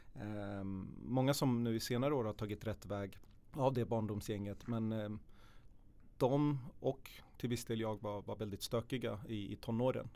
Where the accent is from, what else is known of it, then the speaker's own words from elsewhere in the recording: Södertälje, Stockholm County, Sweden; född och uppväxt i Södertälje, i Hopsjö